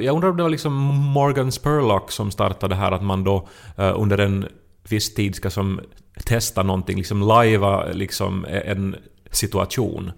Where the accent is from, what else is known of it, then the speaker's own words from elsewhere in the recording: Esse, Ostrobothnia, Finland; moved away as an adult; also born or lived in Turku; i Österbotten, alltså hemma i Esse